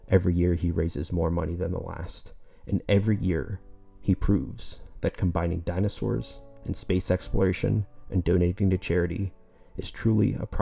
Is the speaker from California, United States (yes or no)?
no; Southwest Florida, United States; I grew up in Southwest Florida, close to Everglades National Park